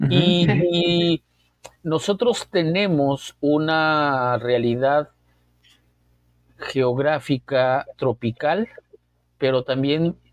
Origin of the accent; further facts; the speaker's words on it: Mexico City, Mexico; now in La Paz, Mexico; Yo llegué a California Sur en 1985. Unos días salí de la Ciudad de México, unos días, un mes antes del terremoto